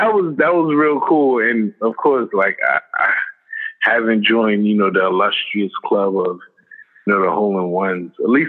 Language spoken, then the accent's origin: English; Brownsville, New York, United States; So I'm like from Brownsville housing. And just growing up, honestly